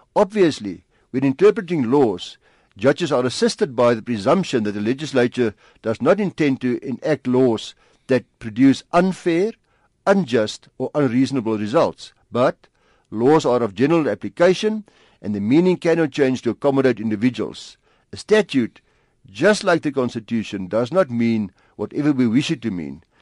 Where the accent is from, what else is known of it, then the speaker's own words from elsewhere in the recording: South Africa; ons as Suid-Afrikaners